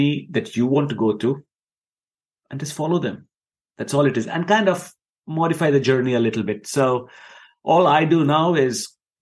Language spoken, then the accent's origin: English; Dubai, United Arab Emirates; moved away as an adult; also born or lived in India; now in United Kingdom; I was born and brought up in Dubai. And I lived in Dubai for 18 years